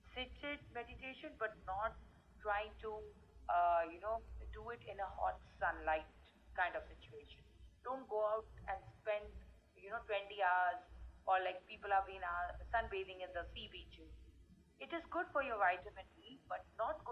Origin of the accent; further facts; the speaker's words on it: India; I come from India